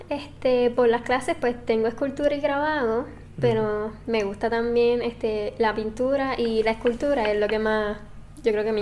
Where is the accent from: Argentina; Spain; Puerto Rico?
Puerto Rico; San Germán; Soy de San Germán